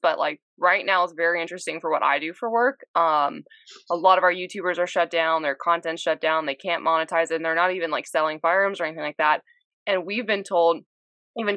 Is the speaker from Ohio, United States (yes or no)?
no; Pensacola, Florida, United States; Pensacola NAS is where my dad works